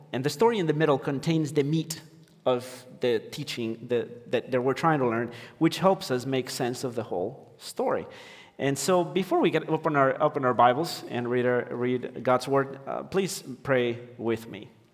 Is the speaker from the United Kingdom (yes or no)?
no; Ecuador; moved away; I'm from Ecuador, and my wife is American